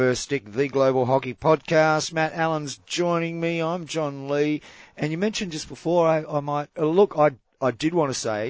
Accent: Australia; as an Australian

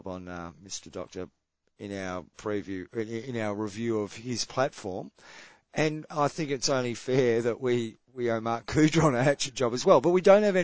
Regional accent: Australia; I'm Australian

